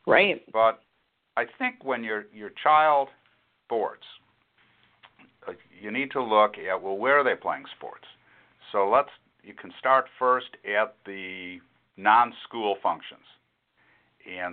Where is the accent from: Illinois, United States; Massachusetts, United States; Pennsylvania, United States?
Illinois, United States; Chicago; now in San Antonio, United States; I'm a Yankee from Chicago. I mean, I'm from the north.